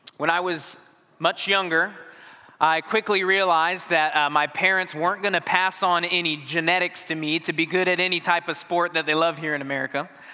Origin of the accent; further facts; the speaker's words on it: Arizona, United States; I grew up in Arizona